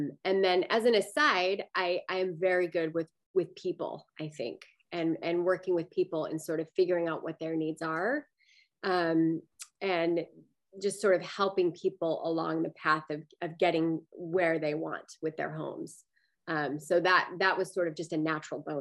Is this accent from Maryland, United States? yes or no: no; Salt Lake City, Utah, United States; moved away as an adult; now in Alameda, United States; I grew up in Utah, in Salt Lake City, Utah